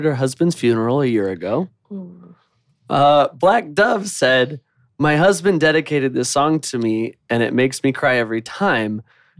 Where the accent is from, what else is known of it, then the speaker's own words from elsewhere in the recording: Texas, United States; I grew up in Texas. Go figure.